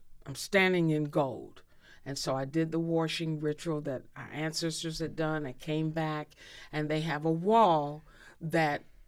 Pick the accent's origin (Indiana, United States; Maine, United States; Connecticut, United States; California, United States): Indiana, United States; Indianapolis; I grew up in Indy